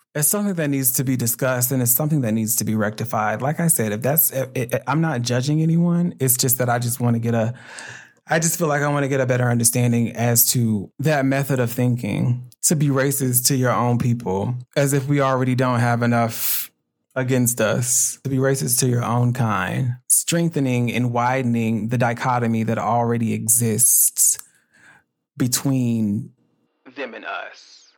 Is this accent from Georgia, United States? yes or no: yes; Atlanta, Georgia, United States; also born or lived in South Carolina; now in Los Angeles, United States; I was born in South Carolina and I was raised in Atlanta, Georgia